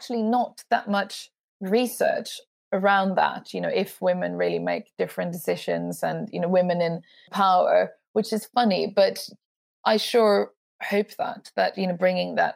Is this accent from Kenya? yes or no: no; Sweden; I'm from Sweden